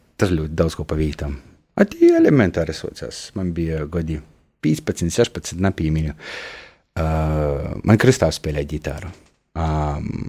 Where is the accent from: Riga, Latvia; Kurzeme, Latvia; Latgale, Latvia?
Latgale, Latvia; Kārsava; moved away; Korsova ir mana dzimto pilsēta.